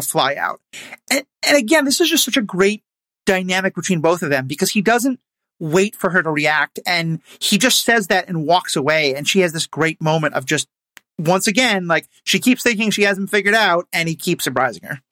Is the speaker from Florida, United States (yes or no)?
no; New York City, New York, United States; That's my hometown as well.